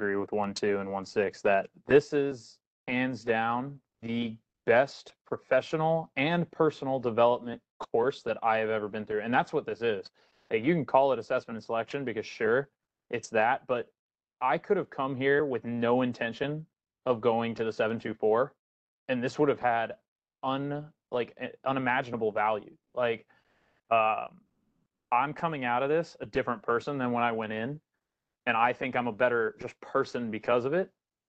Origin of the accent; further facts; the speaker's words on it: Okinawa, Japan; I'm from Okinawa, so I got in a couple days early to try and fix my sleep schedule.